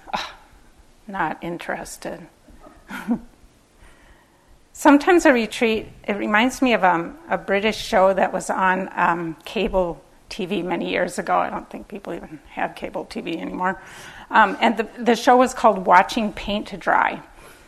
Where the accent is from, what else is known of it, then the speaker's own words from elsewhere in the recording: Minneapolis, Minnesota, United States; I grew up in Minneapolis